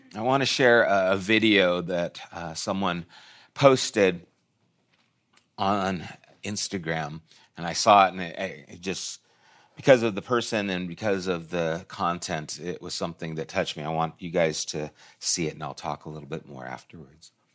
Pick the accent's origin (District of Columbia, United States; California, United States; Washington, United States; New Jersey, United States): California, United States; I'm from California